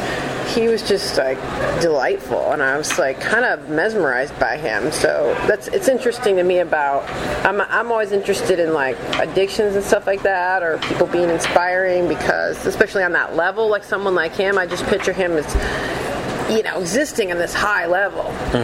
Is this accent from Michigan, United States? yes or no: yes; Detroit, Michigan, United States; moved away; I grew up suburbs of Detroit